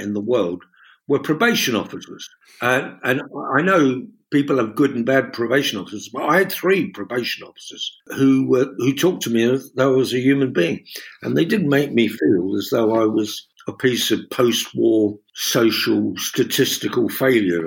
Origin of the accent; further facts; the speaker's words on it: London, United Kingdom; I've got mates from back in Fulham and the World's End, Chelsea, and where I grew up and in Notting Hill